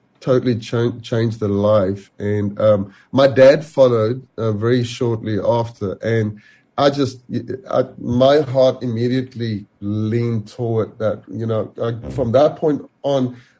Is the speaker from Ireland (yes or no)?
no; South Africa; moved away as an adult; also born or lived in England; now in Caledon, South Africa; I grew up in Nepal